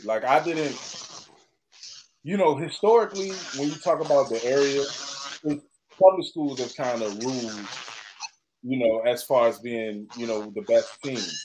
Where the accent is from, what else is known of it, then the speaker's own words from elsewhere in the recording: Chesterfield, Virginia, United States; I'm from Chesterfield